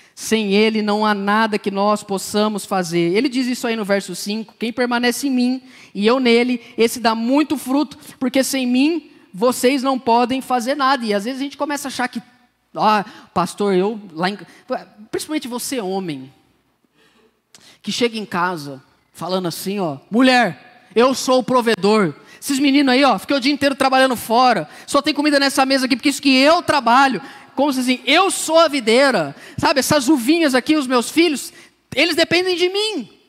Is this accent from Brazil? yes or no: yes; Brazil; eu cresci no Jardim Novo Mundo, aqui no Palmares, na região